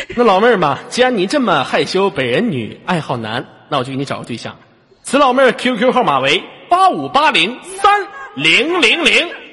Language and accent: Chinese; Inner Mongolia, China; 我家是非常美丽的内蒙古大草原